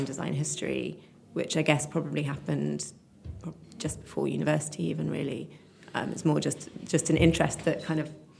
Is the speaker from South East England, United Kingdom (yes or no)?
yes; Oxford, South East England, United Kingdom; I grew up in Oxford